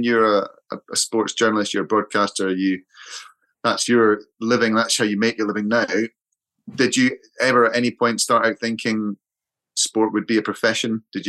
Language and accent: English; Edinburgh, Scotland, United Kingdom; moved away; I went back to Edinburgh to see my folks.